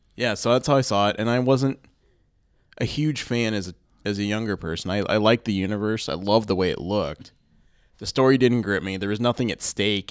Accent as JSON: {"language": "English", "town": "Findlay", "region": "Ohio", "country": "United States", "tie": "born or raised there", "said": "I grew up in Findlay, Ohio"}